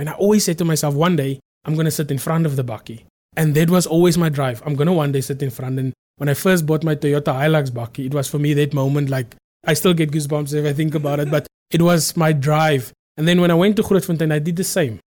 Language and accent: English; South Africa; I come from Transburg. Now, Transburg is a very small town. I'm very proud to say that I come from Transburg.